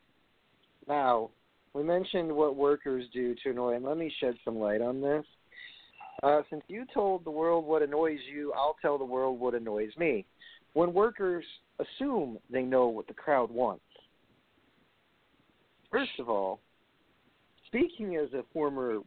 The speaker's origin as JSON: {"language": "English", "town": "New York City", "region": "New York", "country": "United States", "said": "I'm from Brooklyn"}